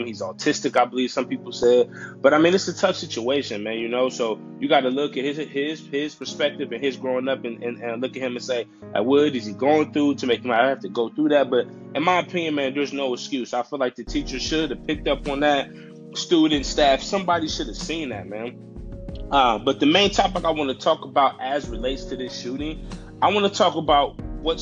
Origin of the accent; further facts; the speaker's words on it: United States; as an American citizen